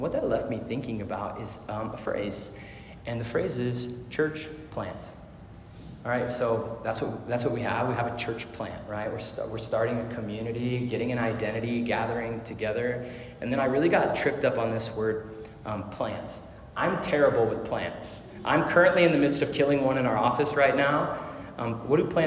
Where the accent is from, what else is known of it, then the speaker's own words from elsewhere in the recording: Arizona, United States; I grew up in Arizona, so this is like the north edge of Phoenix